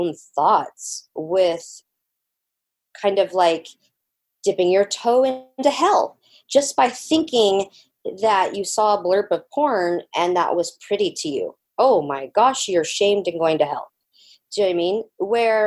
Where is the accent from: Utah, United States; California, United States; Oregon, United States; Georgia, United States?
Georgia, United States; I grew up in Georgia in the swamp